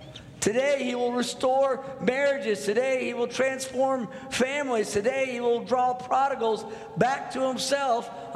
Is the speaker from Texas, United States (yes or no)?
yes; North Texas, United States; I'm from Texas. I grew up in North Texas. I live in Fort Worth, Texas right now, but I'm the first Texan in my family